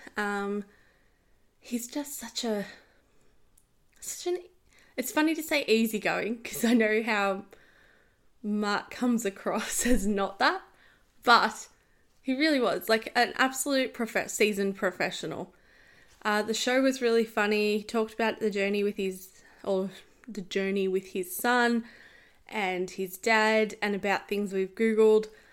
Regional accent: Australia; I'm Australian. I live here.

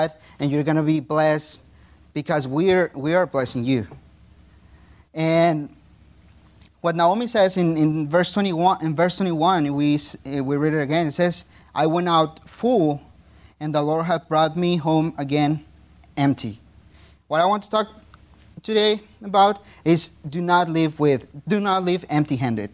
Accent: Mexico; first language Spanish; English is a second language; moved away as an adult; my phone was from Mexico

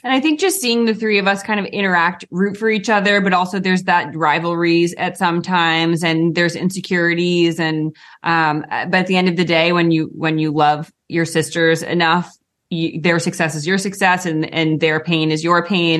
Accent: Rhode Island, United States; we grew up in Rhode Island

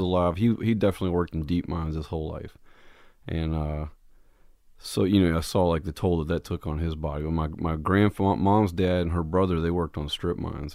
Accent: Jackson, Kentucky, United States; moved away; Originally, I'm from a little town in southeast Kentucky

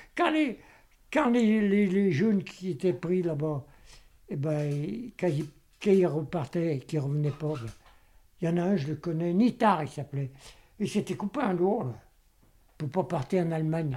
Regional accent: Vienne, Auvergne-Rhône-Alpes, France; Je suis né à Vienne

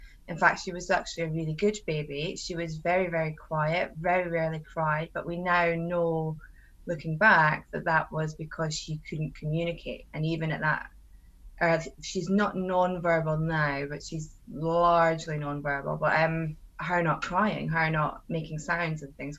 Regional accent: Scotland, United Kingdom; now in Suffolk, United Kingdom; I'm a Scottish mum living in Suffolk

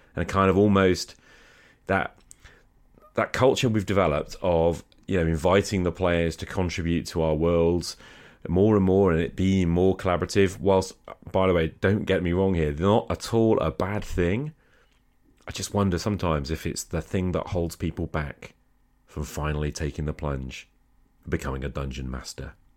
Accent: United Kingdom; I'm British

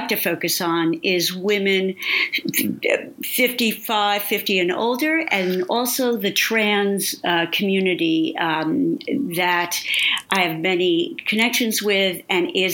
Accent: New Jersey, United States; I'm in Jersey, East Coast, Sicilian, Italian

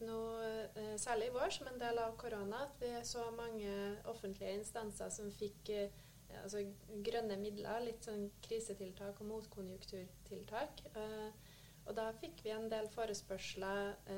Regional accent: Trøndelag, Norway; moved away as an adult; jeg er en trønder som har forvilla meg sørover da jeg fikk jobbtilbud i Nordkonsult

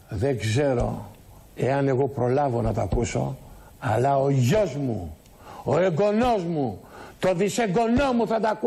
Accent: Greece; Γι' αυτό ζούμε. Γι' αυτό υπάρχουμε σαν Έλληνες.

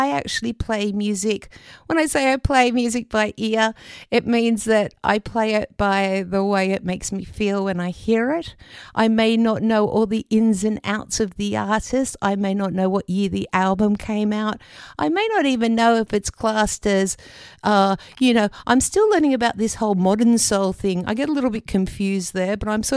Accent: Australia; moved away as an adult; I love being an Australian. I'm very proud of being an Australian

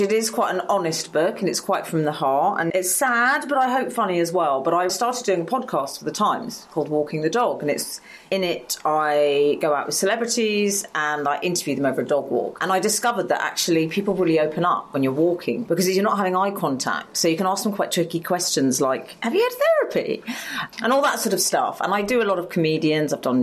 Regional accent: London, United Kingdom; I grew up in Highgate in North London

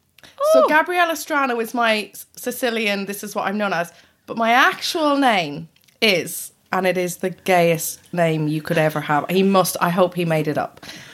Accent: San Francisco, California, United States; born there; Okay, so I'm half Irish, half Italian.

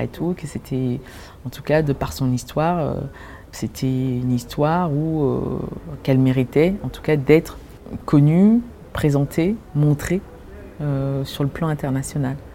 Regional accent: Cameroon; c'est une musique que quand j'étais petite, au Cameroun, mon père en fait jouait du calypso.

